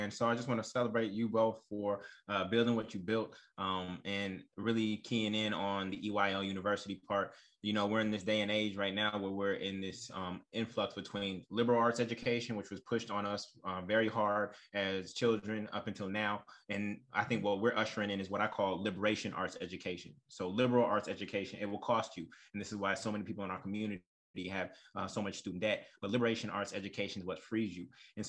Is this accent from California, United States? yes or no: yes; Oakland, California, United States; also born or lived in Brooklyn, United States / New Orleans, United States; I also invested in my hometown of Oakland, California, while living in Brooklyn.